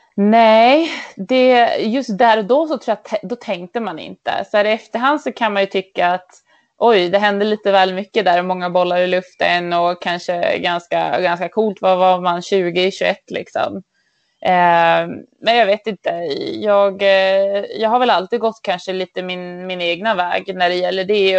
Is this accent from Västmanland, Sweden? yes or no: no; Örnsköldsvik, Västernorrland County, Sweden; Jag är uppvuxen i Övik